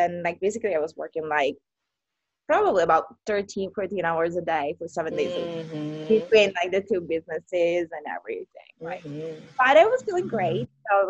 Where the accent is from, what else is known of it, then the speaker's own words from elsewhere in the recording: Italy; moved away as an adult; now in Hawaii, United States; I got into career and I moved from Italy across the world in Hawaii 10 years ago, over 10 years ago.